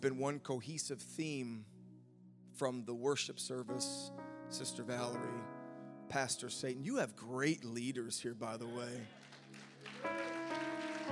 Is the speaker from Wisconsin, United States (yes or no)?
yes; Wisconsin, United States; accent: Wisconsin; my Wisconsin accent